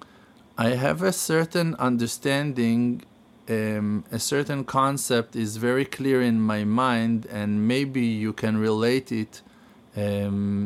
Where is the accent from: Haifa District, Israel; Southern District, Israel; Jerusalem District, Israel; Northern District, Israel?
Jerusalem District, Israel; Jerusalem; I was born in Yerushalayim 44 years ago, and Baruch Hashem spent most of our lives in Yerushalayim